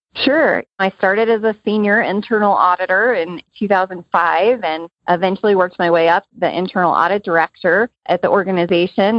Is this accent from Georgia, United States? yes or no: yes; Georgia, United States; my home state of Georgia